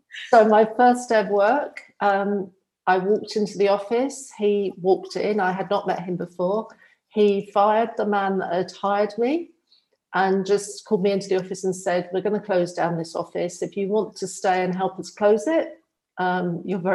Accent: England, United Kingdom; moved away as an adult; also born or lived in Australia / Dubai / Phuket; now in Spain; I'm originally from England, and I moved out to Australia just to see what it would be like to live abroad

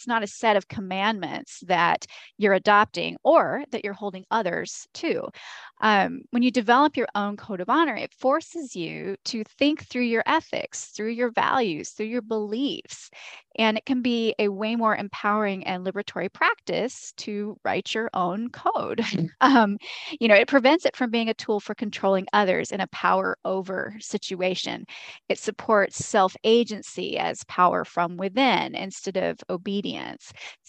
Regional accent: the South, United States; Because I'm from the Southern United States, there is a lot of there are differences between these traditions.

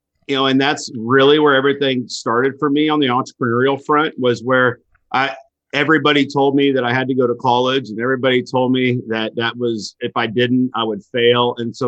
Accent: Missouri, United States; I grew up in Northwest Missouri, a rural area, working on farms. And, you know, I used to milk cows, used to milk 250 head of cattle a day.

